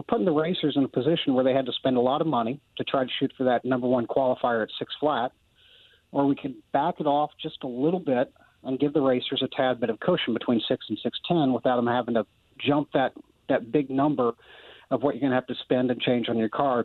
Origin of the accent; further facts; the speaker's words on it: Illinois, United States; I grew up in Illinois